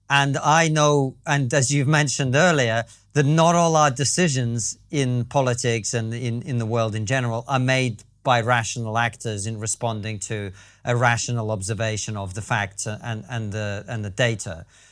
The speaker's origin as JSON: {"language": "English", "country": "Russia", "moved": "yes", "said": "I'm originally from Russia"}